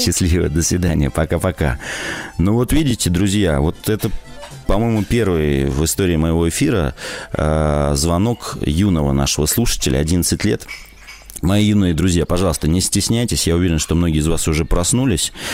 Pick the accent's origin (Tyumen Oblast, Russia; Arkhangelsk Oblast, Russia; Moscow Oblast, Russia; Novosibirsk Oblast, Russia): Novosibirsk Oblast, Russia; now in Novosibirsk, Russia; я из Новосибирска. Уже давно как бы живу в городе, с области переехал, с Новосибирской.